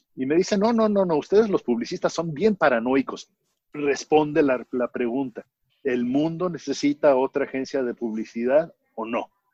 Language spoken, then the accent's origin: Spanish; Mexico; moved away as an adult; now in Houston, United States; yo me crié en México este, y vine en el 78 a, a ir a la Universidad de Houston